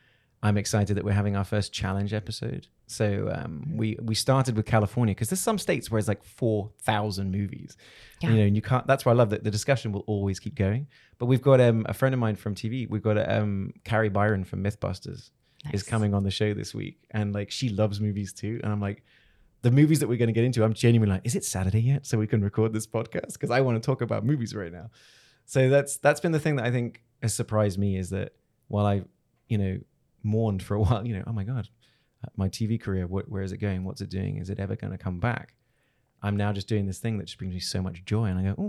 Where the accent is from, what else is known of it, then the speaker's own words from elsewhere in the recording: Hong Kong; born there; Then I was born in Hong Kong.